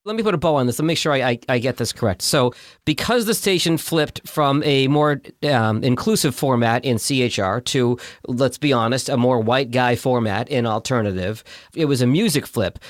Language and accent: English; Boston, Massachusetts, United States; I'm from Boston.